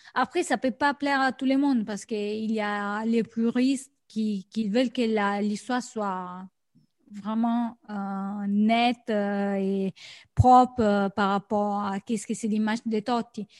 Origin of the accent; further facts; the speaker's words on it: Rome, Lazio, Italy; je suis de Rome